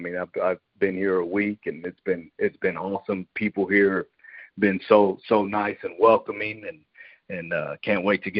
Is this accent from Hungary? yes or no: no; Mission, Texas, United States; So I got to say I'm from Mission, Texas.